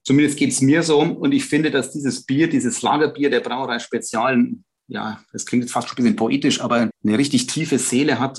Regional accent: Bamberg, Bavaria, Germany; bei uns in Bamberg. Habe dann, wie gesagt, Geografie studiert, bin in Bamberg geblieben nach dem Abitur am Kaiser-Heinrich-Gymnasium

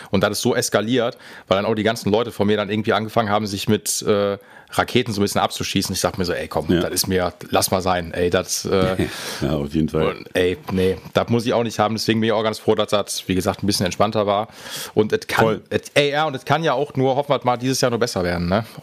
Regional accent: Essen, North Rhine-Westphalia, Germany; ich komme aus dem Pott

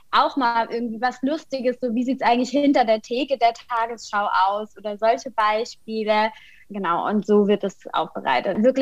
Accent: Kaiserslautern, Rhineland-Palatinate, Germany; now in Berlin, Germany; Ich bin gebürtige Pfälzerin. Ich komme aus Kaiserslautern, lebe und arbeite aber inzwischen in Berlin als Journalistin

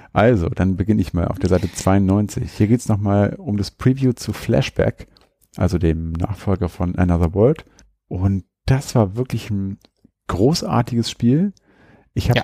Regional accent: Hanover, Lower Saxony, Germany; hier bei uns in Hannover

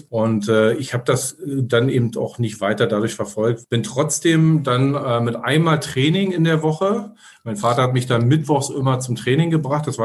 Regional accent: Berlin, Germany; wir kommen aus Ostberlin, äh, sind ja in, also ich bin in Ostberlin 1977, boah, schon lange her, aber ist, ist so immer so ähm, geboren und ja, da, da, da kommst du, da wächst du natürlich so ein bisschen so rein.

